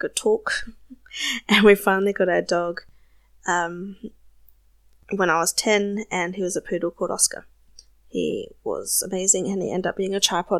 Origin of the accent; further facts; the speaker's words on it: South Australia, Australia; accent: South Australian; Obviously, I'm Australian. My accent can be a little bit confusing sometimes because I'm from South Australia and our accent is slightly different.